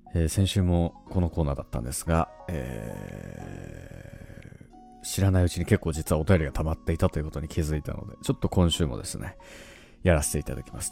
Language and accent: Japanese; Tohoku, Japan; moved away as an adult; now in Tokyo, Japan; 僕東北の人間なんですけど、何個かやっぱ、東京、大学で東京に来て、初めてこれ方言だったんだって知ることもね